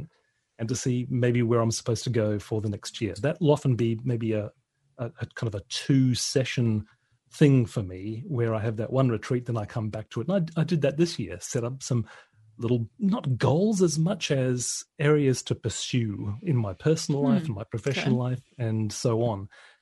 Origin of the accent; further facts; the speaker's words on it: Australia; now in United Kingdom; my home country of Australia